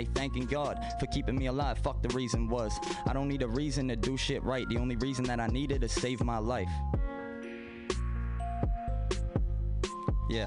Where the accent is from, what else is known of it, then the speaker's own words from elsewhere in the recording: Baltimore, Maryland, United States; I was from Baltimore